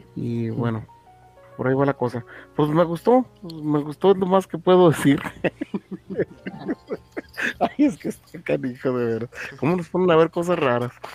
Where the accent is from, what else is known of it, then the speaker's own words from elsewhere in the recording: Mexico; como buen mexicano